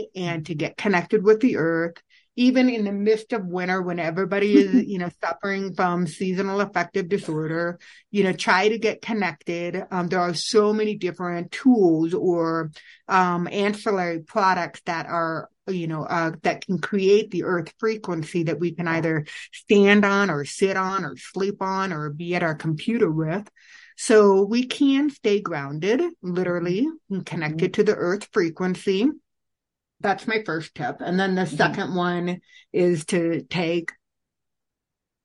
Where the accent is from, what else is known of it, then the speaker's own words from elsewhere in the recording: Illinois, United States; moved away; also born or lived in Vietnam; I was born and raised in Illinois